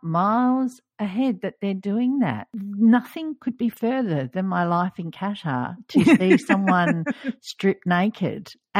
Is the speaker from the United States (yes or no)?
no; Australia; as an Australian, it was like, no, this doesn't feel like summer swimming to me.